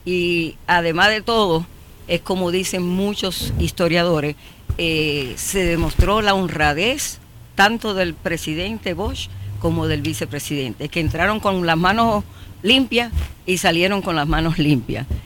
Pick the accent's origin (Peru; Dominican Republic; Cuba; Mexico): Dominican Republic; O sea, lo crean o no, somos los dominicanos los que estamos permitiendo que esto pase.